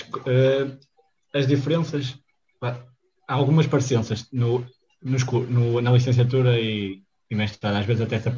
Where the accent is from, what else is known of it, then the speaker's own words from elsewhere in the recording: Viana do Castelo, Portugal; Eu sou de Viana, estou aqui